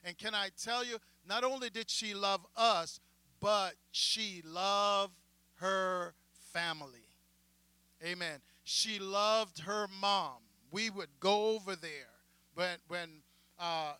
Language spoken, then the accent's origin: English; Jamaica; moved away; me as a Jamaican black pastor coming out of the island